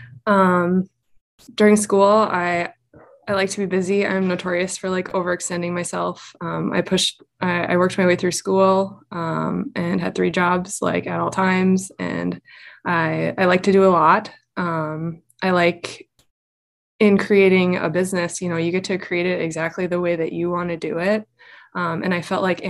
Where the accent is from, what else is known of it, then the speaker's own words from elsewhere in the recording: Minnesota, United States; moved away as an adult; also born or lived in North Dakota / Black Hills, South Dakota; now in South Dakota, United States; I am from Minnesota, spent most of my adult life after high school in North Dakota, and then my family recently relocated to the Black Hills, Western South Dakota